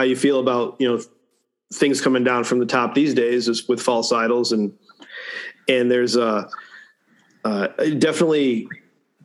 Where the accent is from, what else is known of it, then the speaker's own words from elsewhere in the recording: Northern Illinois, United States; I'm from Northern Illinois.